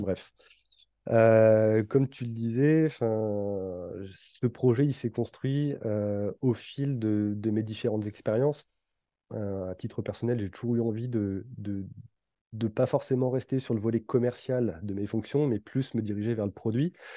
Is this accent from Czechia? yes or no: no; Brittany, France; moved away; ma région d'origine mmh. et, plus précisément vers, la Bretagne